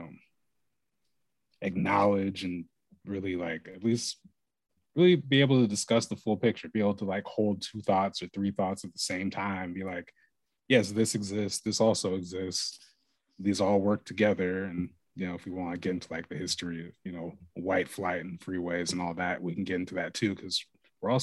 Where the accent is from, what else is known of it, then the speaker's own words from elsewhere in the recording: Lake Oswego, Oregon, United States; growing up in Lake Oswego? Super lonely